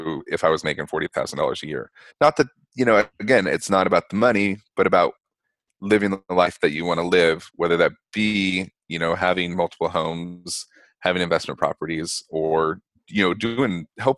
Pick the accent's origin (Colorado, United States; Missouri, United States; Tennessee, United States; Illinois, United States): Colorado, United States; Denver; now in Provincetown, United States; I'm from Denver